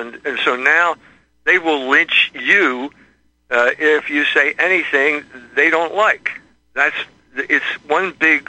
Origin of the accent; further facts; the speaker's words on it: Philadelphia, Pennsylvania, United States; So I'm from Philadelphia